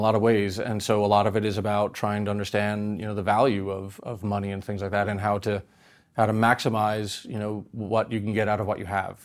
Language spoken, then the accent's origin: English; New York, United States; growing up in New York